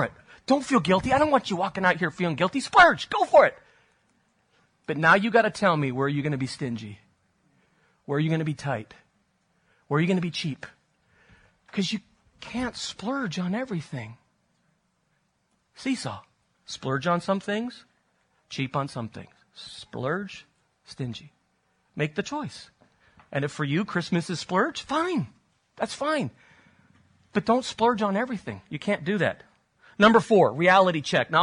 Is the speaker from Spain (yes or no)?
yes; Spain; moved away; I grew up in Spain